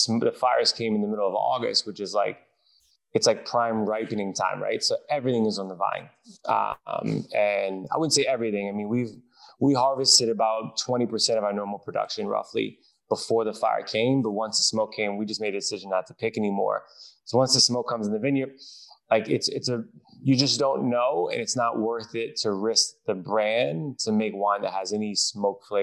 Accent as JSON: {"language": "English", "town": "Washington", "region": "District of Columbia", "country": "United States", "tie": "born or raised there", "said": "I was born and raised in DC, more specifically Southeast DC"}